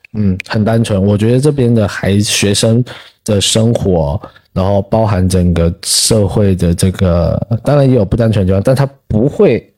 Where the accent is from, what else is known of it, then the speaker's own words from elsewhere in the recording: Taiwan; moved away; also born or lived in Fujian; 你不说我不说我是台湾人或是怎样子，就是我感觉就是我们都会一样，甚至连 对 闽南语方言其实都一样